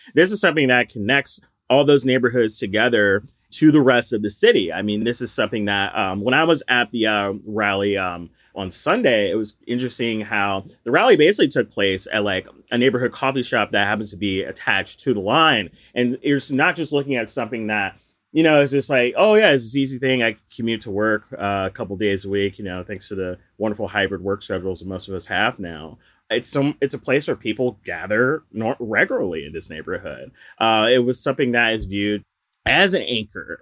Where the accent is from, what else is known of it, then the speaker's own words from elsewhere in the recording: the South, United States; now in Philadelphia, United States; I'm from the South